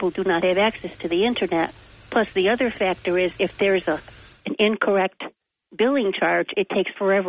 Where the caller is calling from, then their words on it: Endicott, New York, United States; Good morning. … from Endicott.